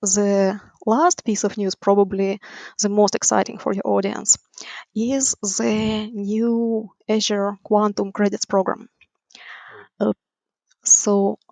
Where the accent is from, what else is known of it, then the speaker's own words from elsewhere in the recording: Ukraine; moved away as an adult; now in United States; Originally, I'm from Ukraine.